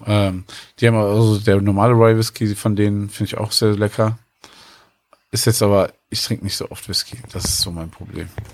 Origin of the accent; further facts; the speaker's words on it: Cologne, North Rhine-Westphalia, Germany; als Kölner